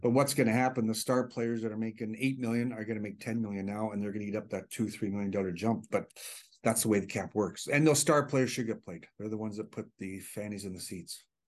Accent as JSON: {"language": "English", "town": "Hanna", "region": "Alberta", "country": "Canada", "tie": "born or raised there", "moved": "yes", "said": "close to my hometown in Hannah"}